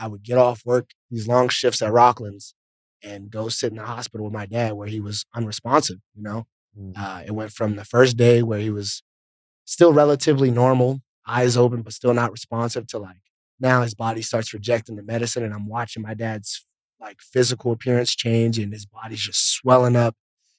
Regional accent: East Coast, United States; You know, growing up in the East Coast, it's cold. I get snow on my birthday a lot of times.

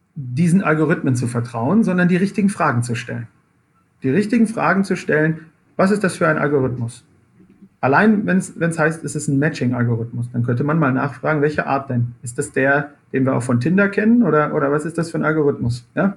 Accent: Dortmund, North Rhine-Westphalia, Germany; ich komme selber aus dem Ruhrgebiet

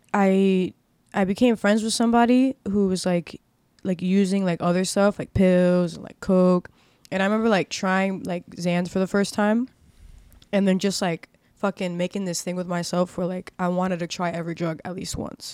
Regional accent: Miami, Florida, United States; I was born and raised in Miami

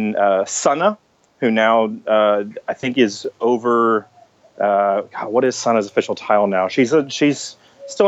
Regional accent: Texas, United States; also born or lived in Austin, Texas / Savannah, Georgia; I'm from Texas. I live in Austin now.

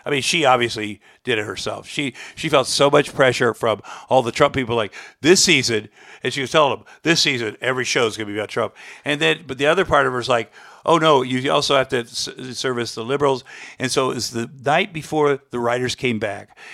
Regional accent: Iowa, United States; moved away; as a kid, I grew up in Iowa

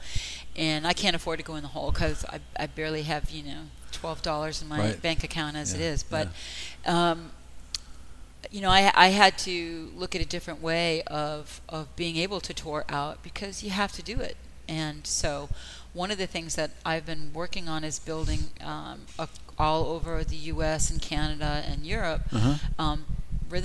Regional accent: Boston, Massachusetts, United States; I grew up in Boston

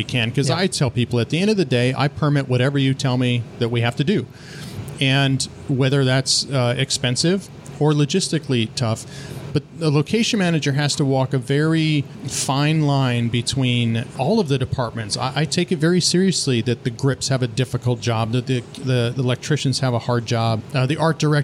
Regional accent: Santa Clarita, California, United States; also born or lived in San Bernardino, California; I was born in San Bernardino, which is quite east of here, a couple hours east of here. And then my parents just kind of migrated northwest a little bit into Santa Clarita back in the early 70s. And so that's where my base youth was

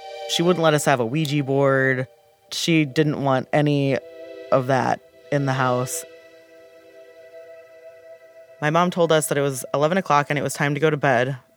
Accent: Lunenburg, Massachusetts, United States; I grew up in Lunenburg, Massachusetts

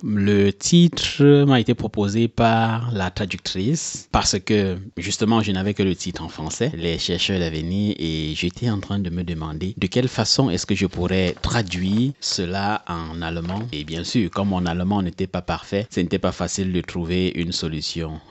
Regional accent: Cameroon; moved away as an adult; now in Germany; chez nous au Cameroun

